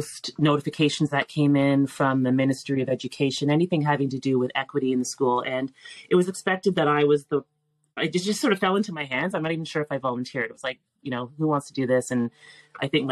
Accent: Toronto, Ontario, Canada; I grew up in North York

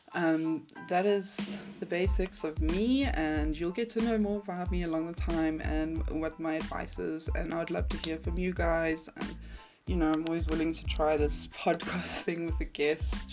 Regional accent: South Africa; I'm from South Africa.

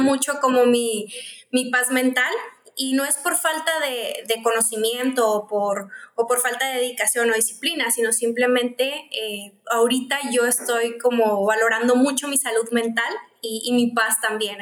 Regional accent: Mexicali, Baja California, Mexico; Soy de Mexicali, estoy acá en Baja California

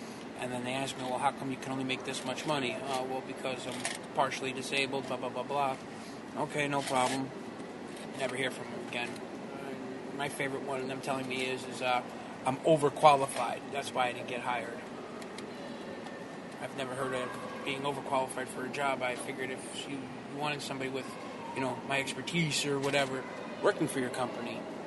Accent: Paramus, New Jersey, United States; moved away as an adult; now in New York, United States; I'm originally from Jersey

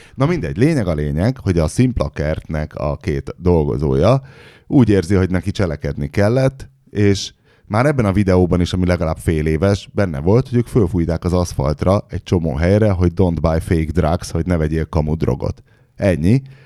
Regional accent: Hungary; magyar vagyok, magyarnak születtem.

